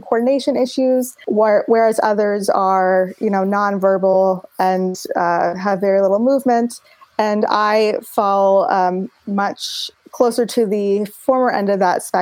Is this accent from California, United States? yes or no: yes; Los Angeles, California, United States; I was born and raised in Los Angeles